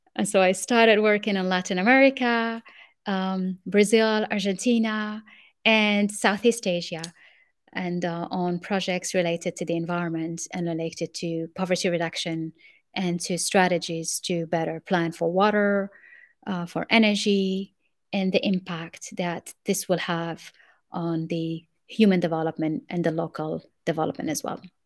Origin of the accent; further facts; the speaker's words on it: Morocco; English is a second language; moved away as an adult; also born or lived in France / United States; I grew up in Morocco, and then I went to France to study industrial engineering.